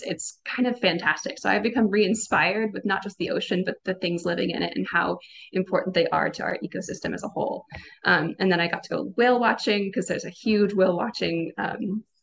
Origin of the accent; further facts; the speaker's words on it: Seattle, Washington, United States; moved away as an adult; also born or lived in Oregon; I am from the Puget Sound originally. I'm from Seattle, so I grew up with the ocean 10 minutes from my house